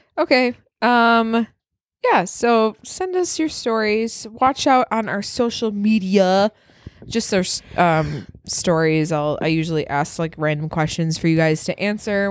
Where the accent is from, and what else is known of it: Wisconsin, United States; accent: northern